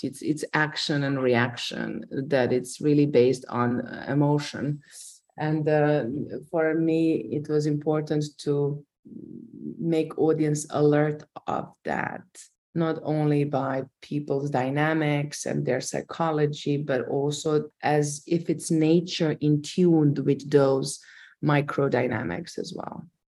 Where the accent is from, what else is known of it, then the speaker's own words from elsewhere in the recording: Croatia; I grew up on an island uh, with my grandmother and my great grandmother and my mother